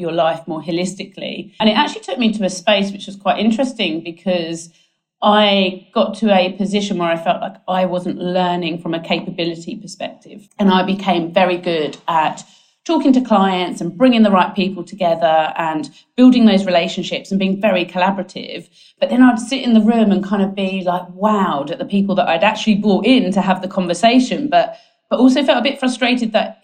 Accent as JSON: {"language": "English", "area": "Essex", "region": "East of England", "country": "United Kingdom", "also_born_or_lived": "London", "moved": "as an adult", "lives_now": "Sydney, Australia", "said": "as you can tell by my accent, I am not Australian. I'm actually from Essex in the UK."}